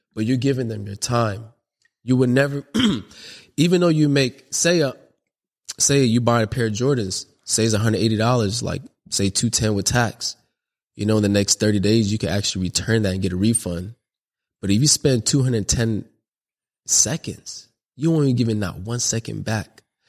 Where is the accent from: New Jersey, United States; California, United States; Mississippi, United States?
California, United States; Long Beach; I'm from the north side of Long Beach, California, you know, and grew up in the Parwoods, which is a project